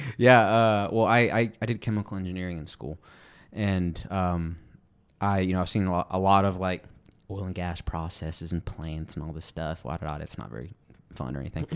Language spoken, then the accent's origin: English; Midland, Texas, United States; I'm from Midland, Odessa, that way